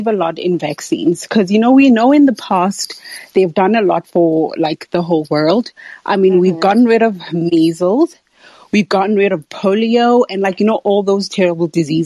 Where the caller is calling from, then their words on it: South Africa; I'm calling from South Africa